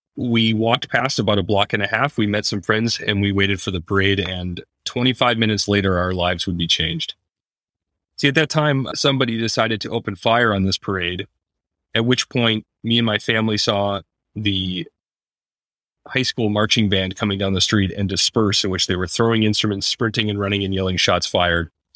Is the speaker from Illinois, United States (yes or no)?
yes; Highland Park, Illinois, United States; my hometown.